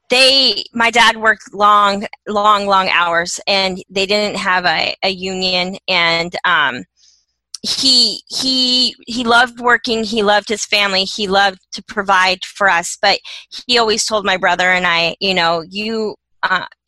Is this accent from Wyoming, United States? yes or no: yes; Laramie, Wyoming, United States; I was born and raised in Laramie, Wyoming.